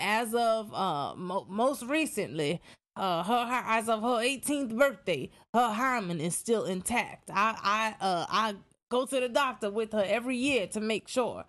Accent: New York, United States; I'm from New York

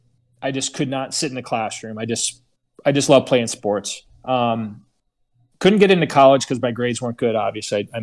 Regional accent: Chicago, Illinois, United States; moved away; also born or lived in Las Vegas; I grew up in Chicago, but I ended up in Vegas.

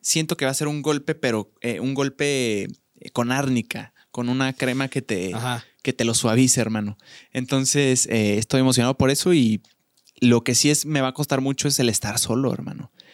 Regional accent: Querétaro, Mexico; Yo soy provinciano, soy de Querétaro

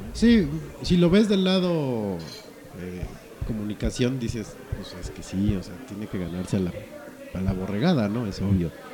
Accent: Mexico City, Mexico; es DF, es la capital, puerco. Somos capitalinos

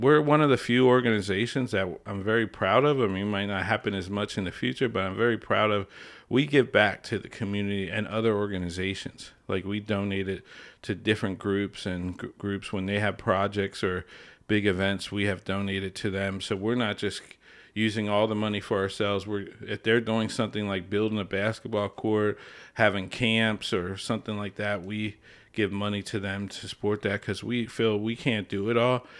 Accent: Lebanon, Pennsylvania, United States; also born or lived in Harrisburg; I was born and raised here in Lebanon. Uh, grew up here in Lebanon

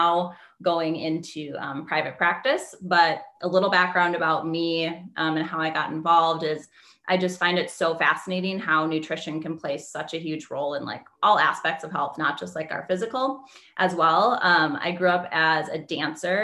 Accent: Wisconsin, United States; moved away as an adult; also born or lived in Las Vegas; I'm from Wisconsin. So cold there.

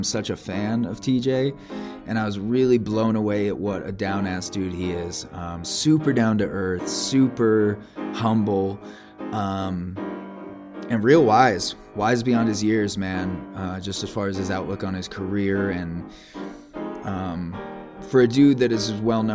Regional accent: Iowa, United States; now in Montana, United States; I grew up in Iowa.

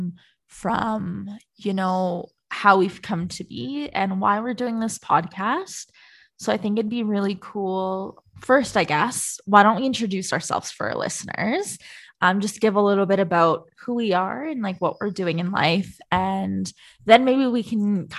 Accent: Ontario, Canada; moved away as an adult; now in Calgary, Canada; I'm from Ontario, a small town, industrial town in Ontario.

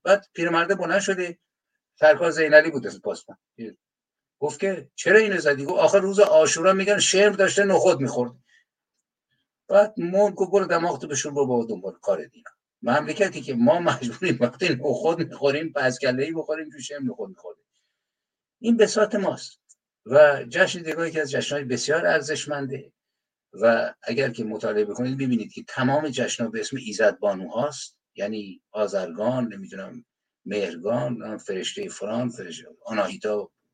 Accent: Iran; یک تکه از خاک زمینم که تو ایران متولد شدم

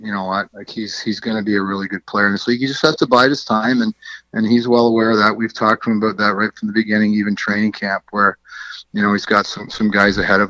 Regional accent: Durham Region, Ontario, Canada; I grew up in the Durham region, and the Oshawa Green Gales were my team

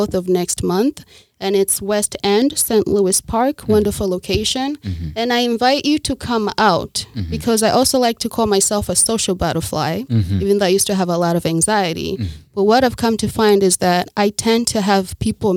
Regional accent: Zambia; moved away; also born or lived in Rwanda / Tanzania / Kenya; I'm from Rwanda, and I grew up in Zambia and a little bit of Tanzania.

